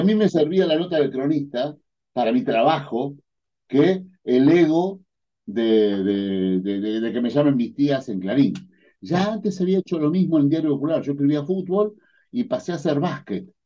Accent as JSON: {"language": "Spanish", "town": "Adrogué", "region": "Buenos Aires Province", "country": "Argentina", "tie": "born or raised there", "said": "Yo nací en Adrogué"}